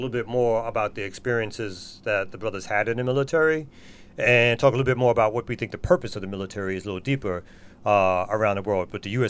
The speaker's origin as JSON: {"language": "English", "town": "New York City", "region": "New York", "country": "United States", "said": "I'm from Brooklyn, son."}